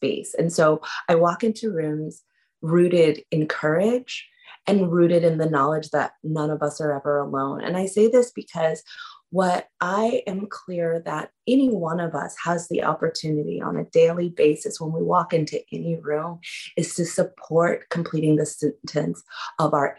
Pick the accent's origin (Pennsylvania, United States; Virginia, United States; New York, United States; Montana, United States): New York, United States; New York City; Born and raised in Harlem, New York City, to two artists, radical artists